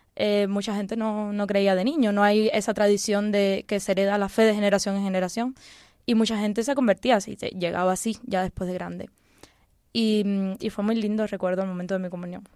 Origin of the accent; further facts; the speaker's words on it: Cuba; now in Spain; Yo nací en Cuba